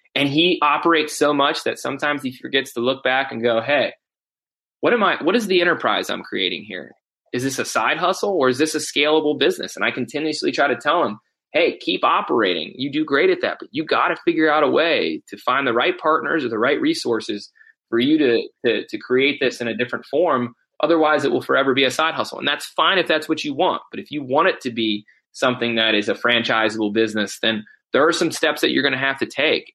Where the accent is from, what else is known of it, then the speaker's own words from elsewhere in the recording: Mansfield, Ohio, United States; Mansfield, Ohio, my hometown